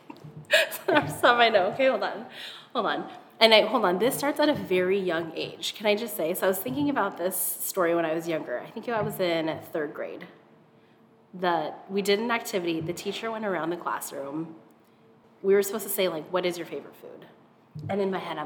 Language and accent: English; Seattle, Washington, United States; also born or lived in Hawaii; We moved to Seattle from Hawaii, like in third grade